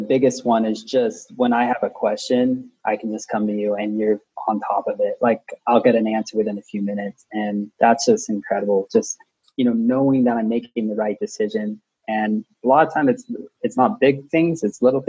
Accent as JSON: {"language": "English", "town": "Pasadena", "region": "California", "country": "United States", "said": "I'm from Pasadena, California"}